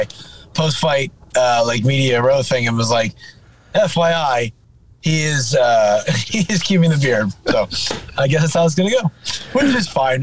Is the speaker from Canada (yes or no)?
no; New Jersey, United States; I'm from New Jersey.